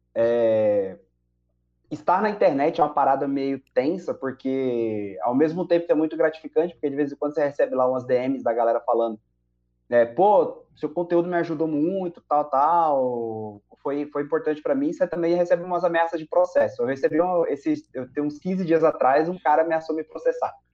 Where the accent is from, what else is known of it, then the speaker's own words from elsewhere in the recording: Diadema, São Paulo, Brazil; eu cresci numa Assembleia de Deus da periferia em Diadema, lá em São Paulo